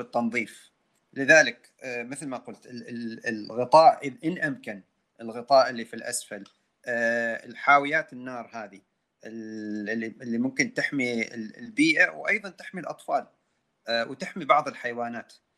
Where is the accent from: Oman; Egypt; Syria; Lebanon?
Oman